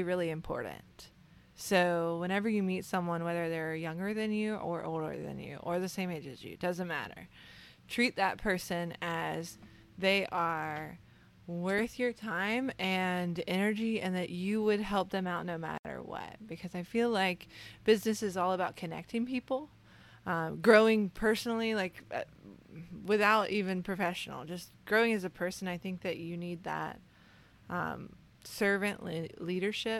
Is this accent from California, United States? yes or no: no; Savannah, Georgia, United States; also born or lived in Virginia; I'm born and raised in Savannah, Georgia, but my mom lives in Virginia, so I went back and forth